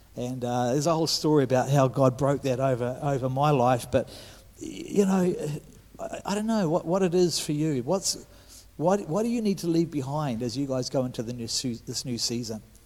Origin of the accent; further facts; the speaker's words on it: New Zealand; I'm a Kiwi